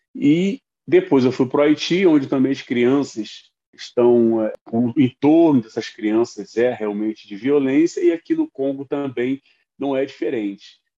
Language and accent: Portuguese; São Gonçalo, Rio de Janeiro, Brazil; moved away; com minha infância em São Gonçalo